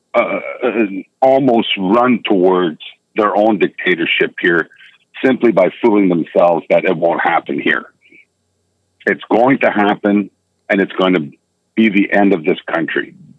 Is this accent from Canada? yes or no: yes; Canada; also born or lived in United States; I'm a Canadian citizen